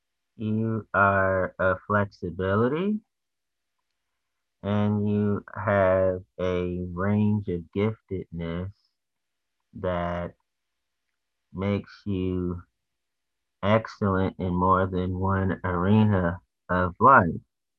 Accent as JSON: {"language": "English", "town": "Washington", "region": "District of Columbia", "country": "United States", "said": "But I'm from Washington, D.C."}